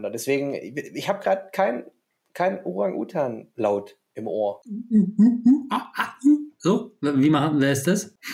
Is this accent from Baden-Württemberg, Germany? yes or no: yes; Stuttgart, Baden-Württemberg, Germany; Ich bin natürlich äh, ein Kind der Wilhelma in Stuttgart